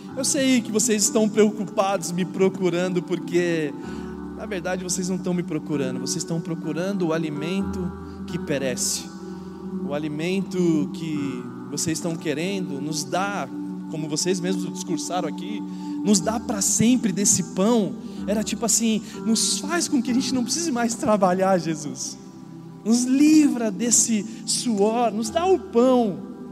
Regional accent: São Paulo, Brazil; now in Indaiatuba, Brazil; eu não era da cidade de Indatuba, eu nasci em São Paulo

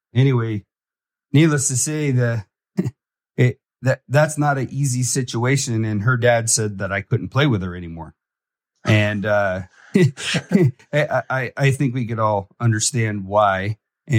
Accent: Fort Lauderdale, Florida, United States; I grew up in Fort Lauderdale, and my parents were big into drugs and stuff

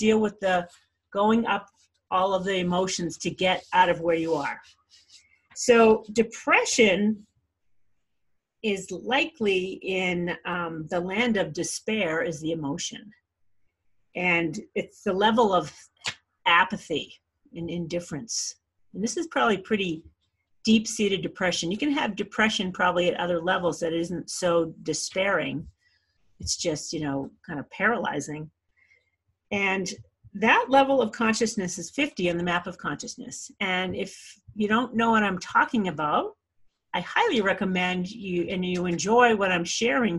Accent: Scituate, Massachusetts, United States; I grew up on the South Shore of Massachusetts in Scituate

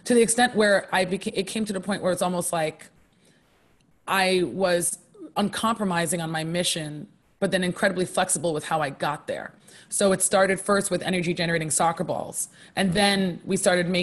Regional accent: Poughkeepsie, New York, United States; also born or lived in Harlem, New York City; I was born in Poughkeepsie, New York, in upstate New York, and currently split my time between Poughkeepsie, New York

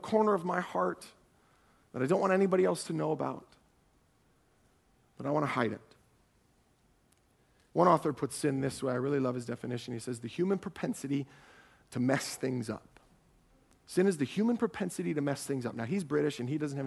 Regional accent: Ohio, United States; I'm from Ohio

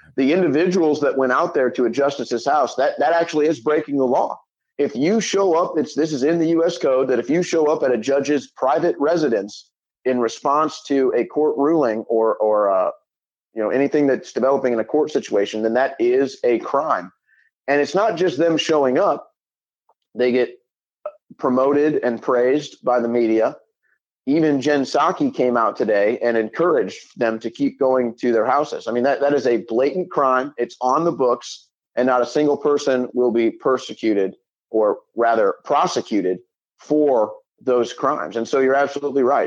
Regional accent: St. Louis, Missouri, United States; I grew up in St. Louis, Missouri.

